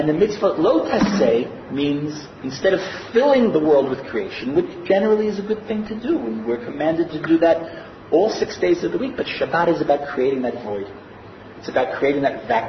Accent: United States; now in Israel; I grew up in America.

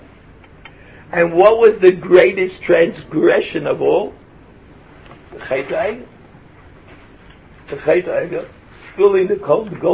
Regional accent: Brooklyn, New York, United States; moved away; I come from Brooklyn. There's no realia in Brooklyn. Nothing ever planted in Brooklyn grew

